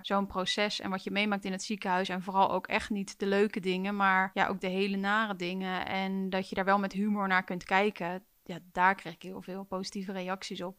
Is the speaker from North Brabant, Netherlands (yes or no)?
no; Utrecht, Netherlands; ik kom ook uit Utrecht